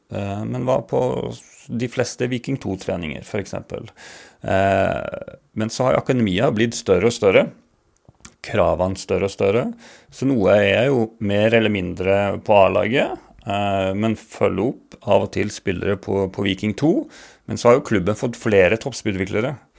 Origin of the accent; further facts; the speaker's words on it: Bardu, Troms, Norway; accent: Bardu dialect (originally from Gudbrandsdalen); moved away as an adult; also born or lived in Alta; now in Stavanger, Norway; jeg kom fra Bardu.